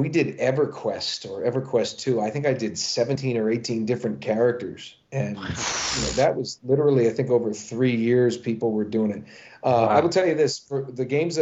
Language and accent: English; United States; I'm probably American by birth, but British by inclination. I mean, my family is actually Scottish, Welsh, and English